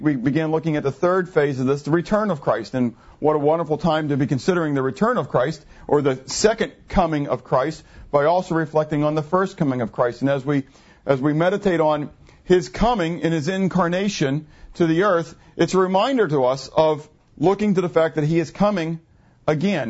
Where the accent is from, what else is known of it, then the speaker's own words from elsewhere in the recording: Pittsburgh, Pennsylvania, United States; moved away; I'm from Pittsburgh